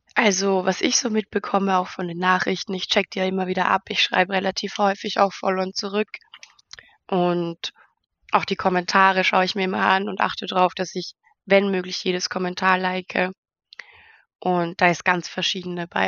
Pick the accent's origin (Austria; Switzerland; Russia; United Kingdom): Austria; Ich komme, wie schon erwähnt, aus Österreich in der Nähe von Wien